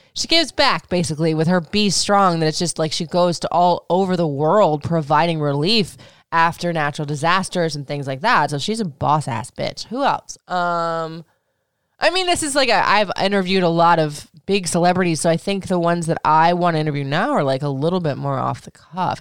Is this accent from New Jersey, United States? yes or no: no; Florida, United States; moved away as an adult; also born or lived in Michigan; I grew up in Florida